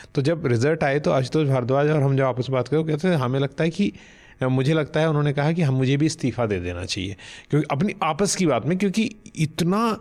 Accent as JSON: {"language": "Hindi", "region": "Uttarakhand", "country": "India", "said": "मैं खुद उत्तराखंड से आता हूँ"}